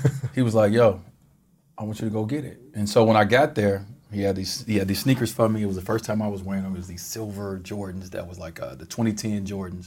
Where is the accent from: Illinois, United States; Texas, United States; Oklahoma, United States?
Illinois, United States; Chicago; moved away; I grew up in Chicago